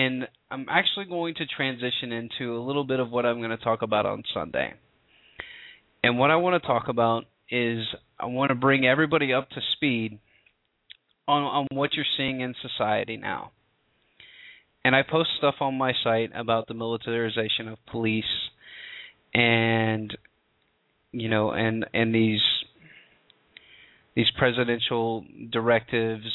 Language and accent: English; the South, United States; I'm from the South